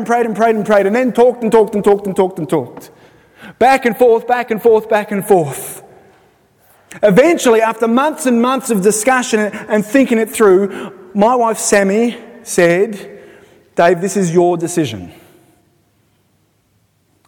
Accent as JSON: {"language": "English", "town": "Sydney", "region": "New South Wales", "country": "Australia", "moved": "as an adult", "lives_now": "Belfast, United Kingdom", "said": "We're from Sydney."}